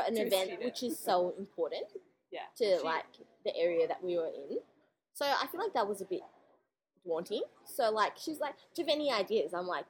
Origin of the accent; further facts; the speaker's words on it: New Zealand; accent: Kiwi Australian; now in Australia; I don't really have an Australian accent. I've got a Kiwi Australian accent.